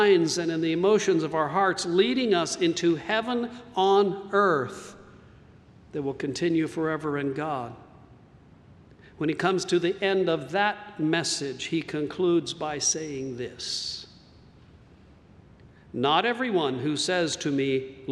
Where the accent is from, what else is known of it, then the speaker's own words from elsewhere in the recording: New Mexico, United States; moved away; I grew up in New Mexico